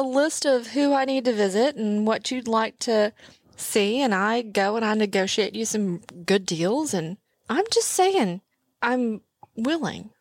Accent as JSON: {"language": "English", "region": "Texas", "country": "United States", "said": "I'm from Texas"}